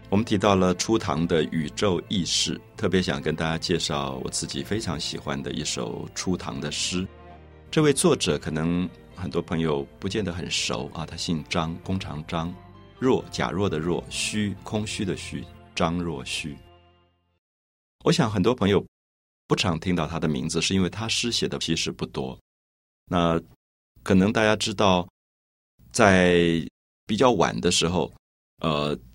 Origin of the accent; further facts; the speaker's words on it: Taiwan; 我来自台湾